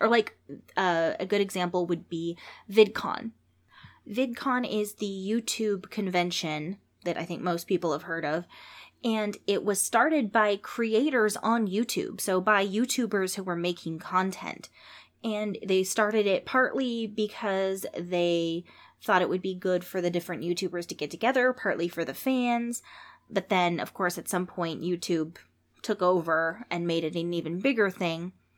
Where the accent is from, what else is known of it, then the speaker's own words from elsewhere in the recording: San Jose, California, United States; San Jose, California, my hometown